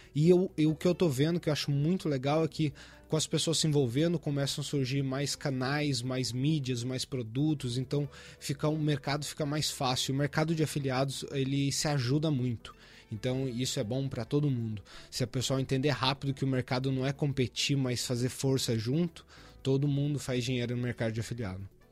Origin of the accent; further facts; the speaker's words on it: Maringá, Paraná, Brazil; sou de Maringá, no Paraná